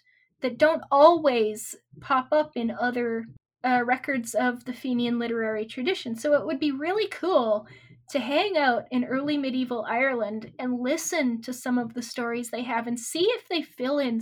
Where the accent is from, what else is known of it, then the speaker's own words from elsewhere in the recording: Saskatchewan, Canada; moved away; I grew up on a farm in Saskatchewan